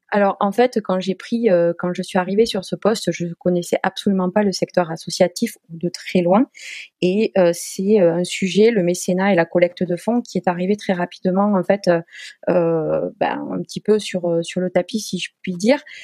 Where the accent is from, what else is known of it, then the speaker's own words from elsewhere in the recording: Toulouse, Occitania, France; moved away as an adult; now in Poitiers, France; je suis issue euh, donc du sud-ouest puisque je suis née à Toulouse, donc je suis une pure toulousaine et je suis actuellement basée à Poitiers